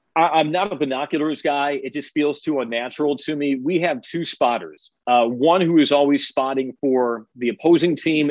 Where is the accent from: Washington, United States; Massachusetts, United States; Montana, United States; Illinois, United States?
Illinois, United States; Chicago; moved away; I grew up in Chicago